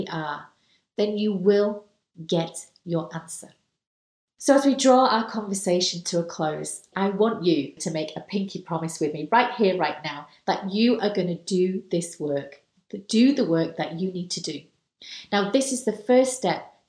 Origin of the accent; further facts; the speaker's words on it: United Kingdom; I'm British